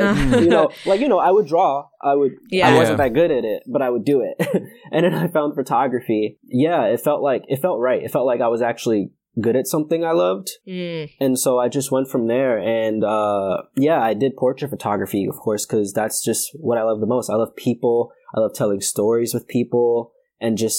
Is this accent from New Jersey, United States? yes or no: no; New York City, New York, United States; now in Connecticut, United States; I am from Brooklyn, New York. I live in Connecticut